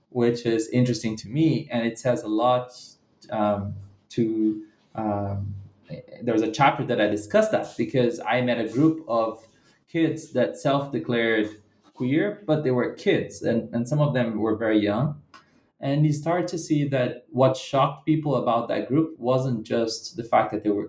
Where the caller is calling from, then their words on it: Bahia, Brazil; a rebellion that happened in the hinterlands of Bahia State, where I live right now and from I'm speaking from Bahia.